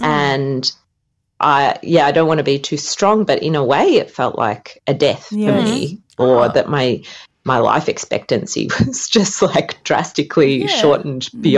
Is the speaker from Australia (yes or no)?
yes; Australia; now in Finland; And by the way, I'm calling from Finland. I'm obviously Australian, as you can tell.